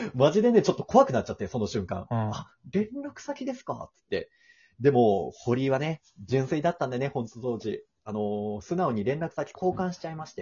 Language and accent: Japanese; Osaka, Japan; moved away as an adult; now in Tokyo, Japan; お地元大阪なんだけども、大阪から上京してきて、初めての東京、大都会